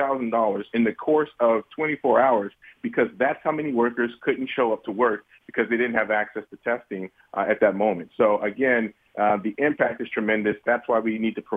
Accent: the South, United States; I'm from the South

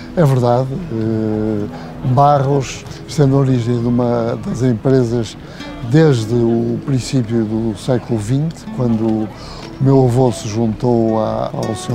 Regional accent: Douro, Norte, Portugal; also born or lived in Vila Nova de Gaia; onde eu já tinha grandes eh, relações onde tinha passado parte da minha juventude

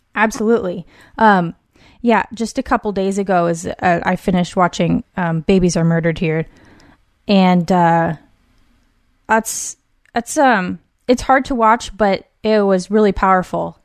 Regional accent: West Coast, United States; born and raised on the West Coast

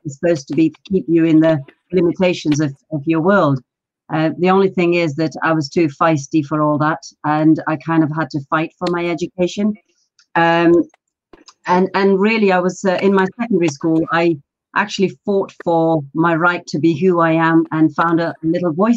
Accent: London, United Kingdom; English is a second language; also born or lived in Pakistan; I was born in Pakistan. So my story really is living an oil-lit lantern village life and arriving in London

